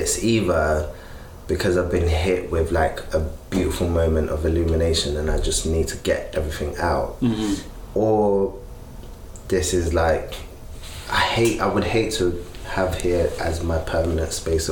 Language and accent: English; London, United Kingdom; growing up in Peckham